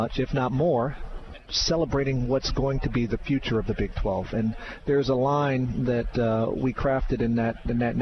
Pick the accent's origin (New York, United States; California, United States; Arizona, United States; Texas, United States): New York, United States; growing up in New York